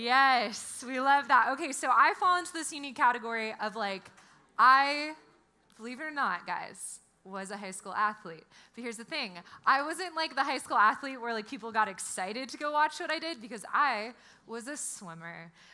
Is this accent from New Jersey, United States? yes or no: yes; New Jersey, United States; also born or lived in California; Like, I'm from New Jersey. I lived out here most of my life. I like cheered for the USC Trojans.